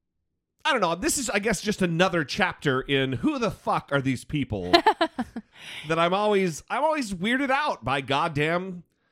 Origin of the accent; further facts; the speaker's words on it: Northern Idaho, United States; when I grew up in Northern Idaho